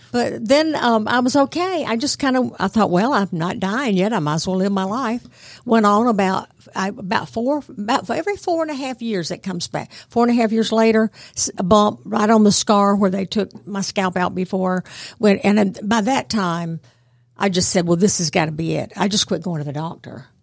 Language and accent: English; Bartow County, Georgia, United States; moved away as an adult; also born or lived in New York / Connecticut / Washington, D.C. / Virginia; I'm from Bartow County originally, went to public schools there